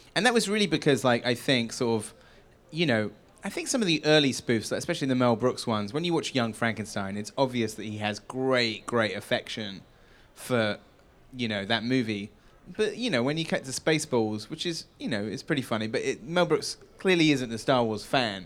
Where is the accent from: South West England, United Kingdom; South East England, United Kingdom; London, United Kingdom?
South West England, United Kingdom; Wells; moved away; Hot Fuzz was shot in my hometown